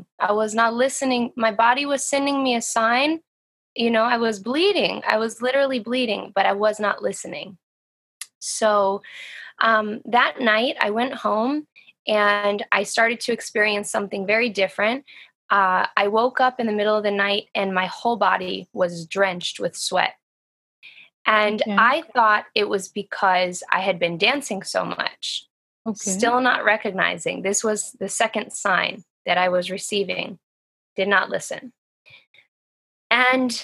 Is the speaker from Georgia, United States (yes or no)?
yes; Atlanta, Georgia, United States; also born or lived in New York City and New Jersey area; now in New York City, United States; I live in the New York City and New Jersey area. Wow. They're right next to each other. And I'm originally from Atlanta, Georgia.